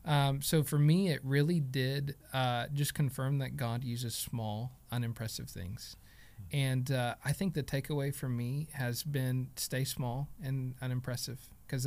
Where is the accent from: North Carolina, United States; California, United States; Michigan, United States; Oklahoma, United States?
Oklahoma, United States; Stigler; I grew up in Stigler, Oklahoma, which is just south of Sulphur and smaller than Sulphur